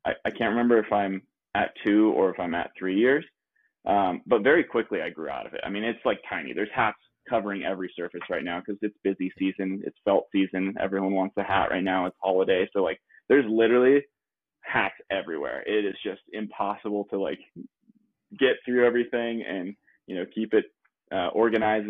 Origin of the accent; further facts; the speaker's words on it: La Mesa, California, United States; also born or lived in Leucadia, California; I am originally from San Diego. Uh, little little part. San Diego's pretty big, so East County, San Diego, La Mesa